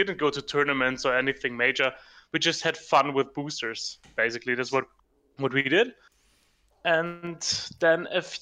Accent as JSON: {"language": "English", "country": "Germany", "said": "I'm from Germany, right now in the very south of Germany"}